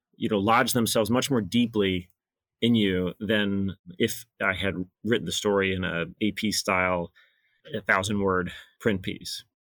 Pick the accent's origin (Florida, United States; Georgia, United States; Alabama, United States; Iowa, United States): Alabama, United States; moved away as an adult; now in New Hampshire, United States; I grew up in Alabama